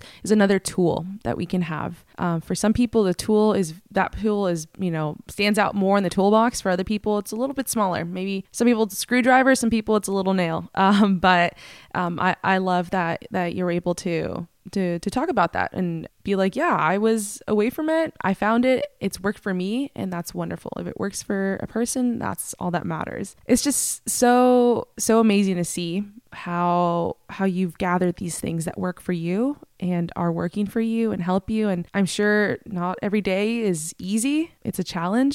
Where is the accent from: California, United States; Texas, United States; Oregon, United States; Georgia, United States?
California, United States; Northern; I'm from Northern California